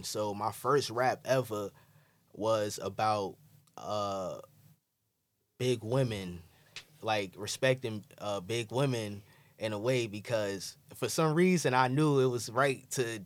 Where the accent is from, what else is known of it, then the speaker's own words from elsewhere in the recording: New York City, New York, United States; also born or lived in Bed-Stuy; growing up in Crown Heights